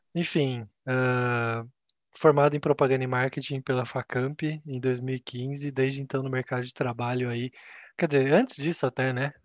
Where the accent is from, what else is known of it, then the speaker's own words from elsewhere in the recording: Campinas, São Paulo, Brazil; also born or lived in Japan / Ireland; eu sou de Campinas